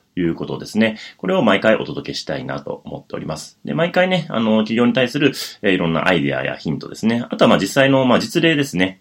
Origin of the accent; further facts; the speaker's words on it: Wakayama, Japan; moved away as an adult; now in Tokyo, Japan; 千九百七十五年に和歌山県で生まれまして